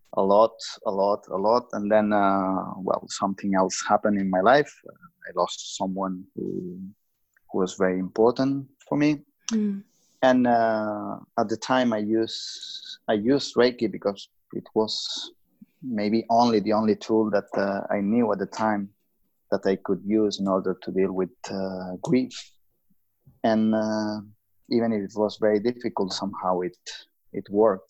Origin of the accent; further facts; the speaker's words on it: Lleida, Catalonia, Spain; I was working in my hometown in Lleida